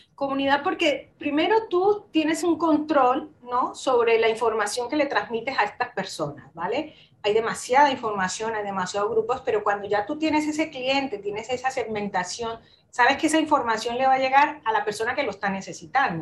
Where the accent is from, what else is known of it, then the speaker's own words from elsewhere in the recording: Colombia; moved away as an adult; now in Spain; yo soy de Colombia, ¿vale? Nací allí en, Colombia, estuve toda, bastantes años viviendo allí